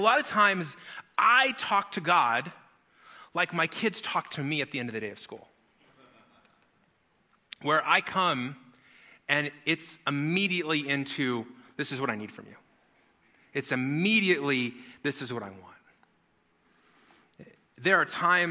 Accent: Las Vegas, Nevada, United States; I grew up in Las Vegas, which is the best people watching city in the whole wide world.

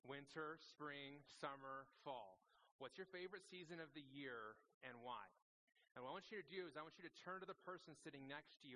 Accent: Las Vegas, Nevada, United States; also born or lived in Phoenix, Arizona; now in Prescott, United States; I grew up in Las Vegas

